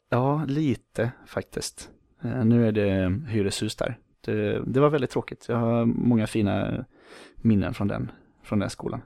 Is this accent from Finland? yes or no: no; Falkenberg, Halland County, Sweden; moved away as an adult; also born or lived in Borås / San Diego; Uppväxt i Falkenberg på västkusten, det ligger ungefär 10 mil söder om Göteborg